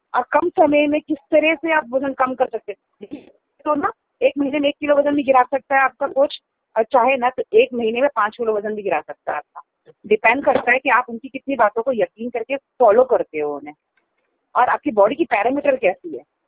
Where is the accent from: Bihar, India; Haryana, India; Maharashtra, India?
Maharashtra, India; Mumbai; now in Delhi, India; मैं मुंबई से हूँ